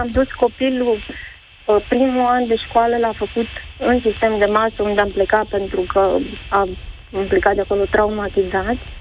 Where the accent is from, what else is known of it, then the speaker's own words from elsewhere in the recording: Iași, Iași County, Romania; moved away as an adult; now in Sibiu, Romania; am plecat din orașul natal, din Iași, am venit în Sibiu